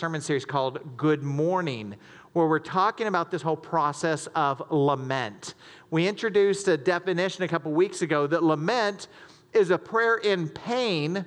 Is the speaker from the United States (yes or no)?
yes; the South, United States; born or raised there; moved away as an adult; now in Michigan, United States